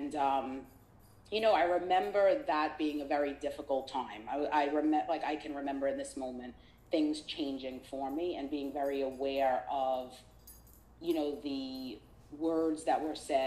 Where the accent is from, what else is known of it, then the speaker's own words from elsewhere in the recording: New York City, New York, United States; growing up in Brooklyn, I, you know, at elementary school